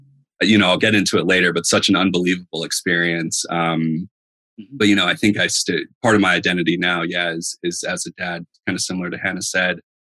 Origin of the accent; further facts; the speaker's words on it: Northern Virginia, United States; moved away as an adult; also born or lived in England; now in New Jersey, United States; So I'm originally from Virginia, kind of Northern Virginia outside of DC. After college, made my way up north. And so Hannah and I were living up here in New Jersey